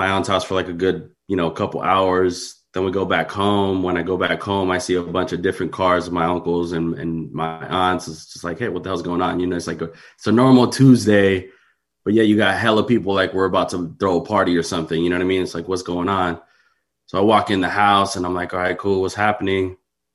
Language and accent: English; San Mateo, California, United States; I grew up in San Mateo